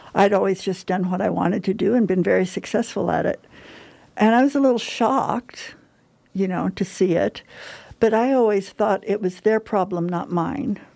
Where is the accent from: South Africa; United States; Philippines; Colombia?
United States; Huntington Park, California; I grew up in Huntington Park, California, which is in Southern California